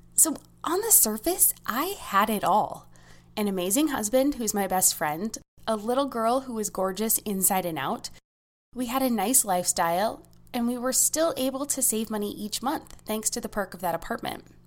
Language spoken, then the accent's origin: English; United States; As an American